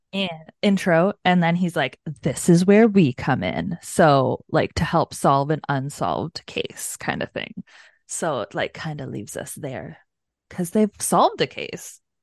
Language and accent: English; Canada; We're Canadian